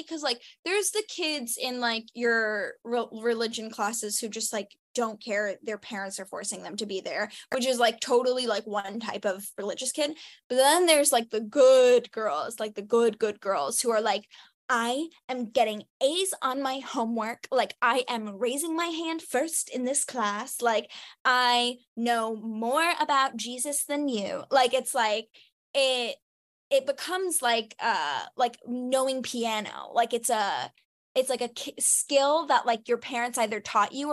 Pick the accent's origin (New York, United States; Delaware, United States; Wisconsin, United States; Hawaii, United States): New York, United States; New York City; I grew up on the Upper West Side in New York City